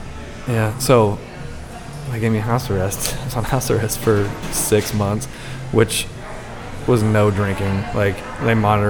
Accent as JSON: {"language": "English", "region": "Indiana", "country": "United States", "also_born_or_lived": "Portland", "moved": "as an adult", "said": "I would tell people I was from Indiana, but then I learned really, really quickly not to tell anybody that I'm a transplant from the Midwest"}